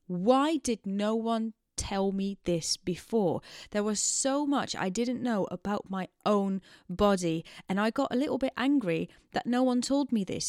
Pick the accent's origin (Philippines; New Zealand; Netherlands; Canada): Netherlands; moved away as an adult; also born or lived in Amsterdam; now in London, United Kingdom; I am very much Dutch. I'm born and bred in the Netherlands and I moved to London, United Kingdom in 2016